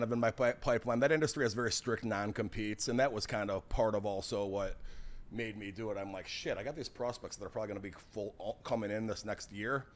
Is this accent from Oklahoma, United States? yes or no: no; Schaumburg, Illinois, United States; I grew up in Schaumburg, Illinois